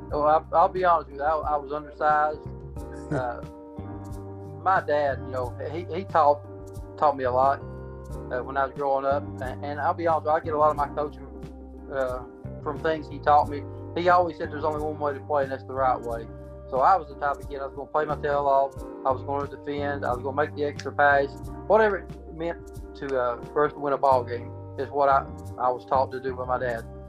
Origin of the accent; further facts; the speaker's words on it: Pike County, Kentucky, United States; I was born and raised in Pike County